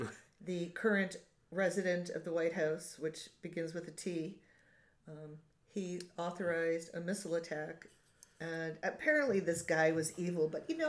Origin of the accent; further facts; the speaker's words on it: United States; as an American